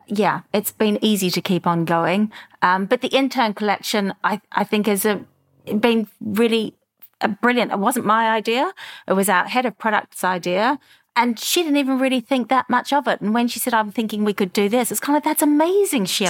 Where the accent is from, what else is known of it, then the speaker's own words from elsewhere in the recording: Melbourne, Victoria, Australia; moved away as an adult; also born or lived in Europe; a young girl growing up in Melbourne